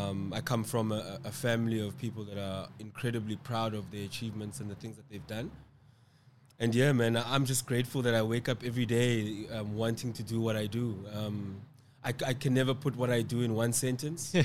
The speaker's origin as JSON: {"language": "English", "town": "Cape Town", "region": "Western Cape", "country": "South Africa", "tie": "born or raised there", "said": "I live and reside in Cape Town, South Africa. Um, I was born in Cape Town."}